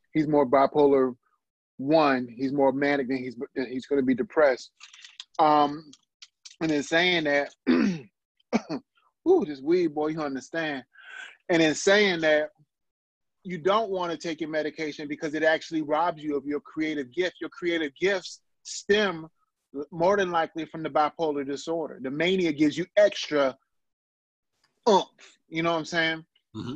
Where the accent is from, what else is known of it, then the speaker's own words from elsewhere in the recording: Compton, California, United States; I'm from Compton.